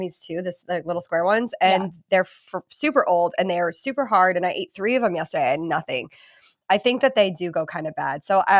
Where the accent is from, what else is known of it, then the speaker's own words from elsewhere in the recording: Boston, Massachusetts, United States; moved away; And I'm from Boston originally.